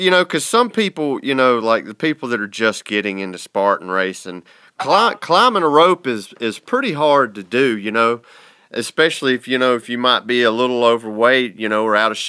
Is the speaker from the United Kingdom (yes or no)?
no; Russia; I'm from Russia. I feel no cold.